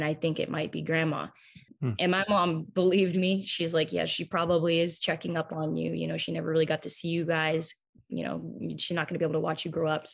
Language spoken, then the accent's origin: English; Massachusetts, United States; I'm obviously from Massachusetts